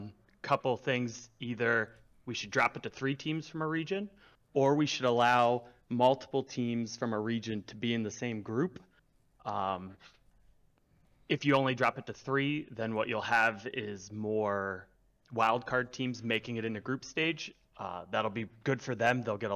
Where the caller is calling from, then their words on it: Maryland, United States; Just outside D.C. in Maryland.